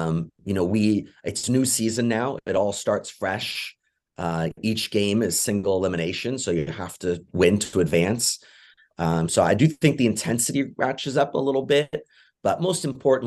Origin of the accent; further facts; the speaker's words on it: England, United Kingdom; now in United States; I'm originally from England, so I'm always a supporter of England as well